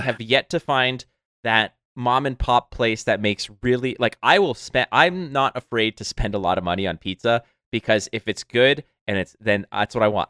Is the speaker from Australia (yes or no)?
no; Montreal, Quebec, Canada; now in Toronto, Canada; back when I was living in Montreal, my hometown